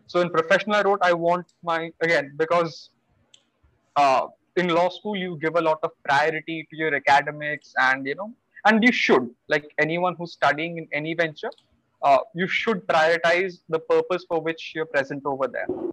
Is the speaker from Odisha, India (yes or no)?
yes; Bhubaneswar, Odisha, India; I am from Bhubaneswar. Spent mm. most of my life over here.